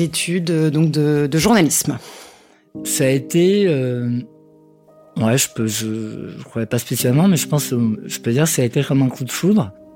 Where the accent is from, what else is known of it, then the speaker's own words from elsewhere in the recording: Rouen, Normandy, France; now in Paris, France; je suis née à Rouen, euh, je vis à Paris depuis une quinzaine d'années